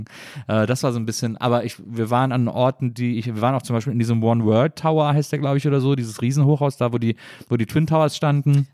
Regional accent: Cologne, North Rhine-Westphalia, Germany; now in Berlin, Germany; ich komme ja aus Köln oder so aus der Ecke von Köln

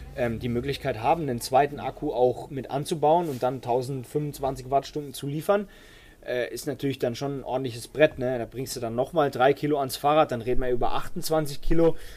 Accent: Baden-Württemberg, Germany; Bei uns in Baden-Württemberg

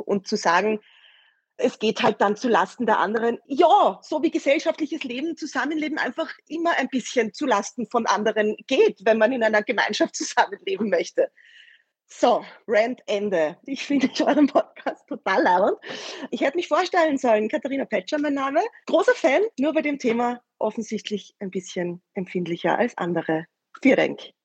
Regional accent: Vienna, Austria; bei uns in Wien

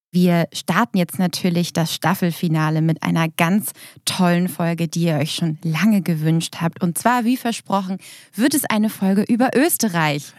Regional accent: Germany; bei uns in Deutschland

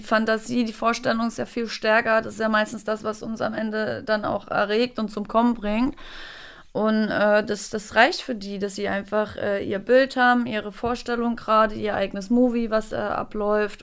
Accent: Thuringia, Germany; now in Berlin, Germany; in Thüringen, auf einem kleinen Dorf mit nicht mal 2000 Einwohnern.

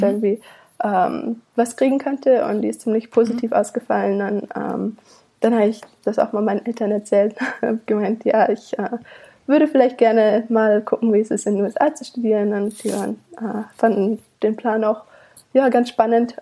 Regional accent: Königsfeld im Schwarzwald, Baden-Württemberg, Germany; moved away as an adult; also born or lived in Canada; now in Savannah, United States; Ich komme aus einem winzigen Kaff äh, im Schwarzwald

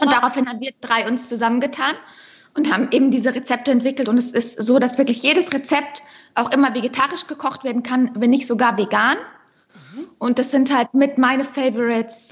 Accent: Unterschleißheim, Bavaria, Germany; Ich bin ja auch gebürtige Bayerin

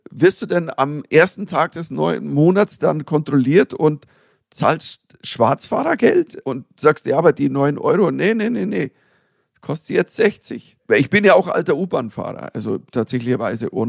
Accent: Germany; nur als äh, Deutscher

